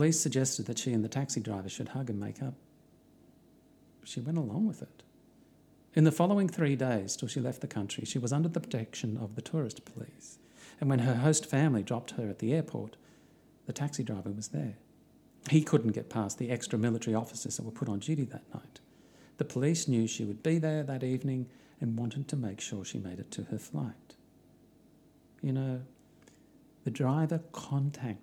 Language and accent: English; Australia; I'm from Australia